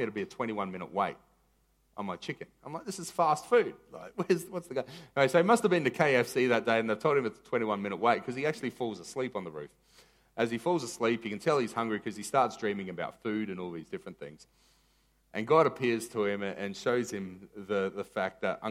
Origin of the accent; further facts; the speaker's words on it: Maroochydore, Queensland, Australia; I was from Maroochy High